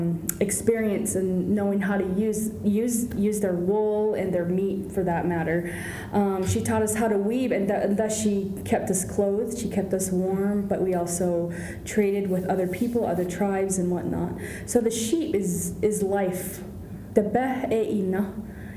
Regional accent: Northern Arizona, United States; I share where I'm from is in Arizona, Southwest Arizona, or no, Northern Arizona, from the Navajo Nation

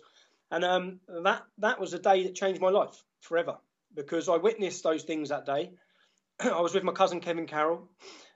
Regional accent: Luton, East of England, United Kingdom; I'm born in a town called Luton.

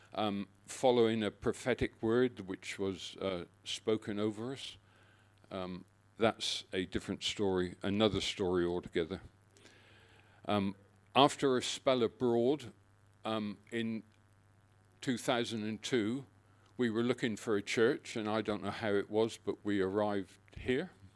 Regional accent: Exmoor, North Devon, South West England, United Kingdom; moved away as an adult; now in Australia; My childhood was spent, um, growing up on the edges of Exmoor, which is in North Devon in the West Country of England.

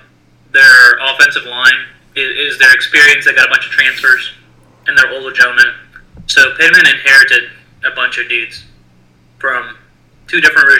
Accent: Massachusetts, United States; I don't really want to play for this dude because I'm from Massachusetts.

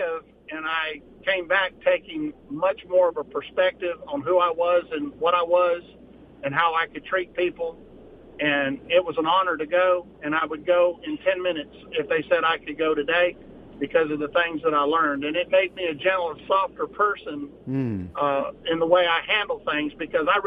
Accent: Mississippi, United States; I grew up in Mississippi. I got here when I was 13 years old.

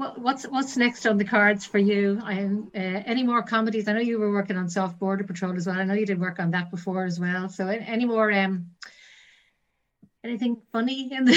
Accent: Dublin, Leinster, Ireland; now in Northern Ireland; I'm actually from Dublin, so I'm not originally from here.

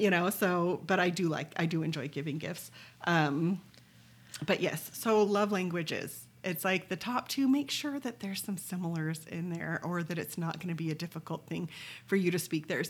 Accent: Pleasant Grove, Utah, United States; I was from Pleasant Grove

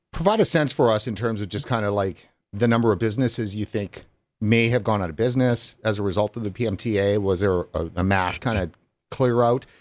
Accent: Canada; as a Canadian

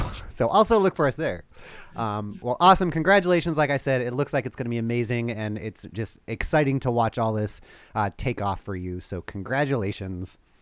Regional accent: Southern California, United States; now in Portland, United States; growing up in Southern California.

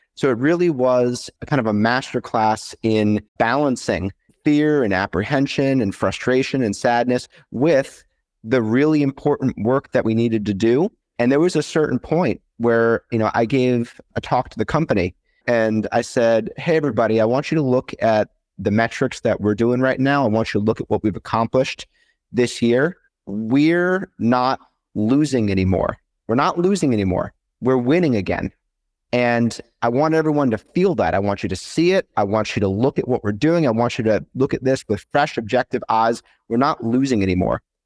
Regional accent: Washington, District of Columbia, United States; moved away as an adult; also born or lived in St. Louis, Missouri; I grew up in the Washington, D C area and moved out to Saint Louis for school

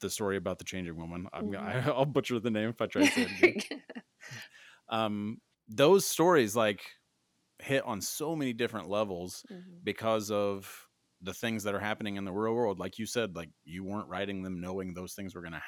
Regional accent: Midwest, United States; I'm from the Midwest

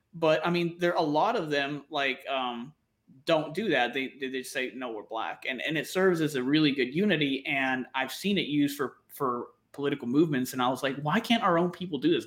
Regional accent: northern Alabama, United States; also born or lived in Coahuila, Mexico; I grew up uh, illegally, obviously, in Alabama, up in the northern region, northern Alabama, right? Until I was 15

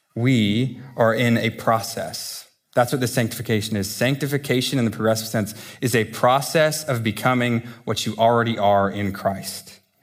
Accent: United States; I say this as an American to Americans

